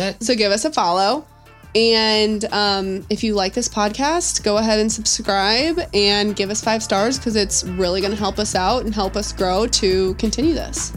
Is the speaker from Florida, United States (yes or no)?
no; St. Louis, Missouri, United States; moved away as an adult; also born or lived in Dallas, Texas; we're both from St. Louis